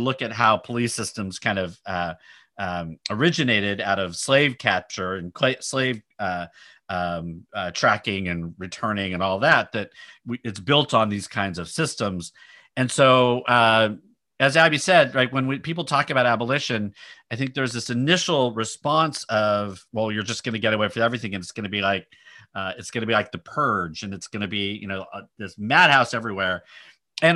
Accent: Sacramento, California, United States; Michelle and I grew up in Sacramento

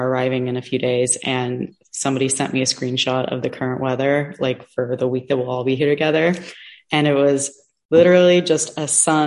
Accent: Seattle, Washington, United States; now in Los Angeles, United States; I grew up in Seattle

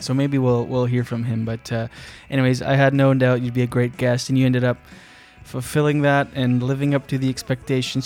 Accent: Moncton, New Brunswick, Canada; I'm from Moncton, New Brunswick.

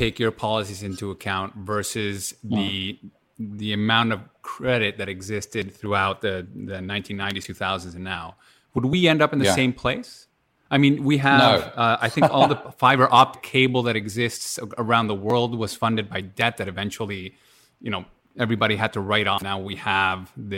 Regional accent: Canada; we're mostly Canadian

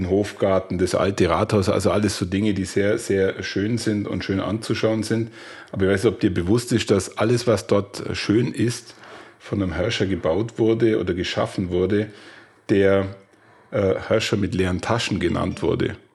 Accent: Tyrol, Austria; Eine Stadt, die wirklich sehenswert ist, die ganz um die Ecke von meinem Heimatort liegt

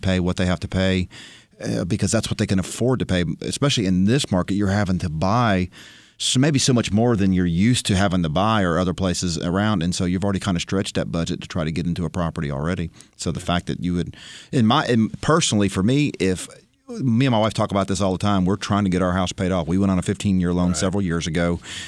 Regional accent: Nashville, Tennessee, United States; we're from Nashville.

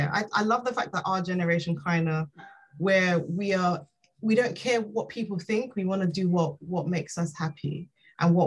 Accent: Nigeria; I'm Nigerian

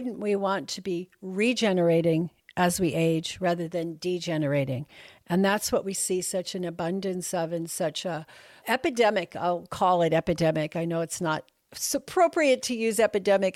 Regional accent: New York, United States; now in Texas, United States; I'm from New York, that's what we say

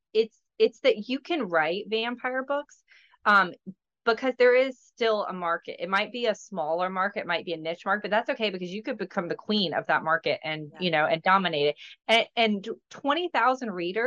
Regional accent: Georgia, United States; now in Florida, United States; I'm originally from Georgia. I live in Florida now

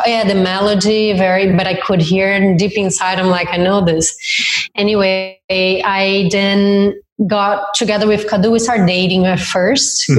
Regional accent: Campo Mourão, Paraná, Brazil; English is a second language; moved away as an adult; now in Australia; i was from a very small town in the south of brazil my family is still there

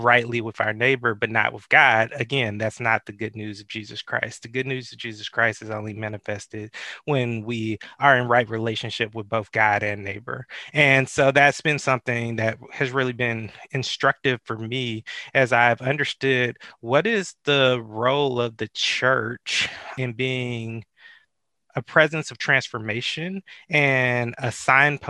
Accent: Atlanta, Georgia, United States; I'm from the Metro Atlanta area, grew up in the shadows of Dr. King

